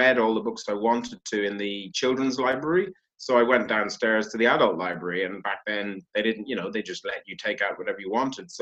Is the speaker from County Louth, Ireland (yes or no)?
yes; County Louth, Ireland; moved away as an adult; also born or lived in Africa / England; now in United Kingdom; I'm Irish, but I was born in Africa, lived here in England for a year. Then I grew up in Ireland, went to university there.